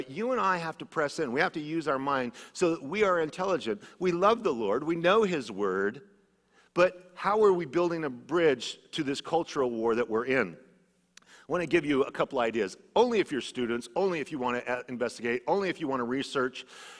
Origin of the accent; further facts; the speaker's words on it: Idaho, United States; because I came from Idaho, a very conservative area where things are very different than they are here.